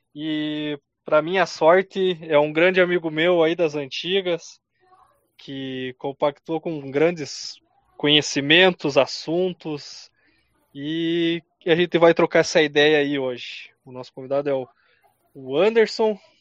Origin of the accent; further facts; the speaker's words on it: Carazinho, Rio Grande do Sul, Brazil; nós somos de Carazinho, uma Sim. cidade de 60 mil habitantes